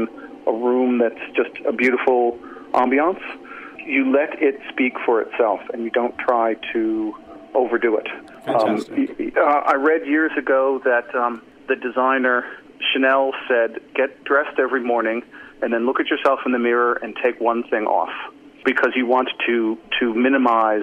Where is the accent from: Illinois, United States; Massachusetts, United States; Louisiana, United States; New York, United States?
New York, United States; moved away as an adult; also born or lived in Central Texas; now in Geelong, Australia; I am from New York originally.